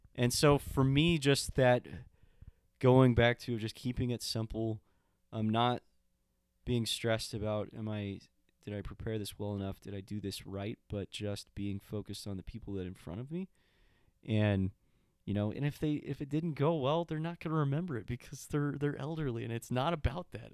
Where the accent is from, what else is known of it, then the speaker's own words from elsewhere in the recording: El Paso, Texas, United States; moved away; I'm American and I grew up in El Paso